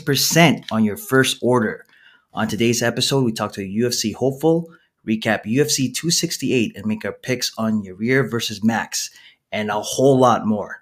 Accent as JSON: {"language": "English", "country": "Philippines", "said": "I'm the Filipino podcasting machine"}